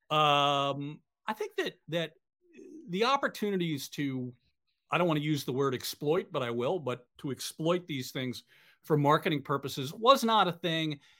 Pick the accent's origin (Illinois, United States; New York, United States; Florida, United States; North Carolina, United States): New York, United States; I grew up in New York going to Mets games and Yankees games.